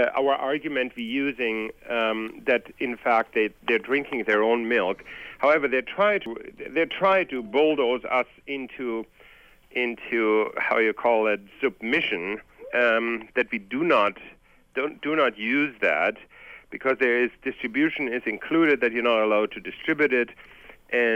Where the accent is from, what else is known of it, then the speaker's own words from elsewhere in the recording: Germany; moved away; I'm originally from Germany, and I have gone through post-war grew up during post-war